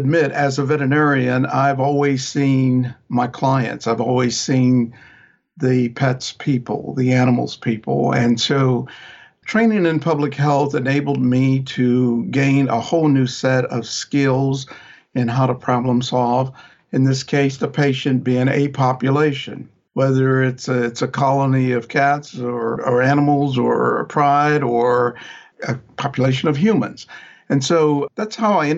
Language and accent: English; Oklahoma, United States; My dad was in private practice at the time I was born in Oklahoma